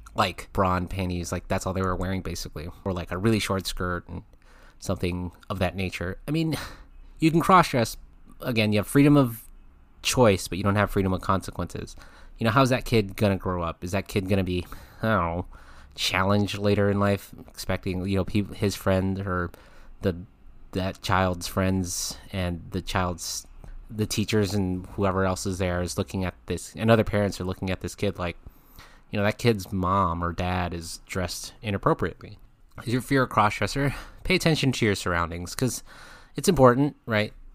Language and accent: English; California, United States; my home state of California